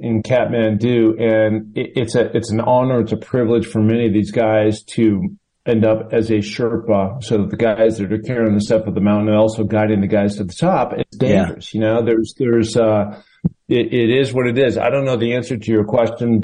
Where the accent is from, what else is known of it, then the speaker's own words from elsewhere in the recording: Washington, United States; moved away; my home state of Washington